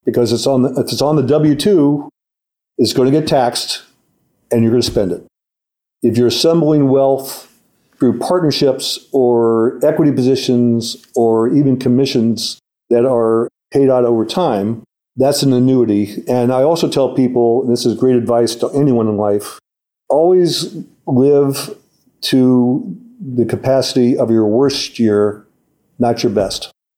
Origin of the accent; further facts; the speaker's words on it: St. Louis, Missouri, United States; and I'm a Presbyterian from St. Louis